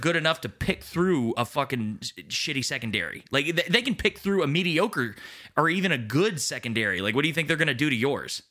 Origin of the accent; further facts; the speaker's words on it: Dallas, Texas, United States; born and raised in Dallas, the, the Dallas Fort Worth area